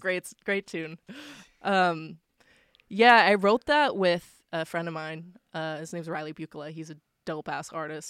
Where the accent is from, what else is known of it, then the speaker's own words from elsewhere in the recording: Waverley, Nova Scotia, Canada; I grew up in Waverly